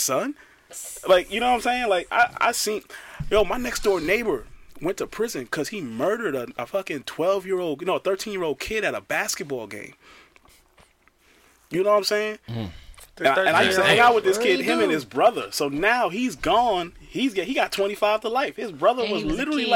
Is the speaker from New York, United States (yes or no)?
yes; New York, United States; moved away as an adult; now in Maryland, United States; I grew up in New York